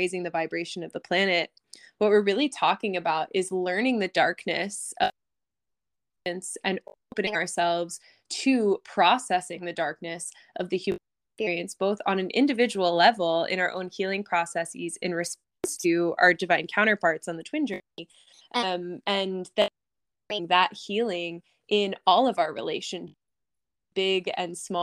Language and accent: English; Eastern Shore of Maryland, United States; also born or lived in New York; I currently live on the Eastern Shore of Maryland, the beautiful Eastern Shore, a little slice of paradise where I grew up. And I lived here until I was 18